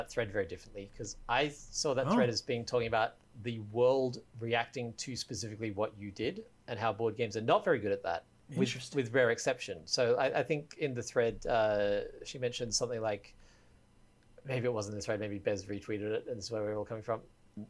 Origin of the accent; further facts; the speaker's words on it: Australia; I'm Australian.